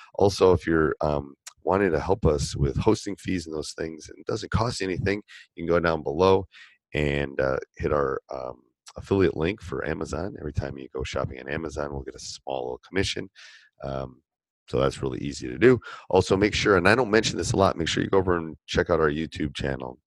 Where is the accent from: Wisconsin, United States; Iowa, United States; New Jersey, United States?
Wisconsin, United States; born or raised there